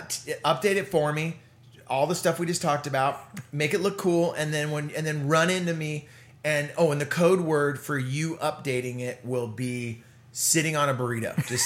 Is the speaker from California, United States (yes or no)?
yes; San Jose, California, United States; And for me, I was growing up in the Bay Area.